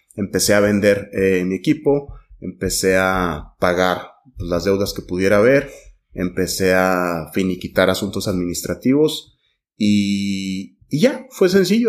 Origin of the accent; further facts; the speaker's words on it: Mexico; como mexicanos